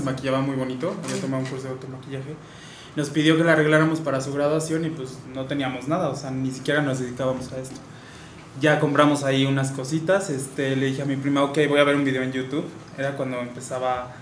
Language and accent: Spanish; Querétaro, Mexico; Sí, sí, soy queretano